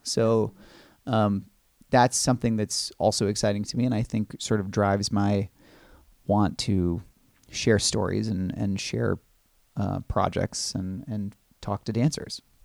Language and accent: English; Los Angeles, or Orange County, California, United States; moved away as an adult; now in New York City, United States; I grew up in Los Angeles, or Orange County, California